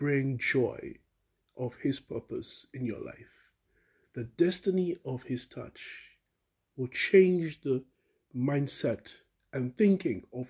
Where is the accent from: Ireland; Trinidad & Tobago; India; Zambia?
Trinidad & Tobago; now in United Kingdom; I'm originally from Trinidad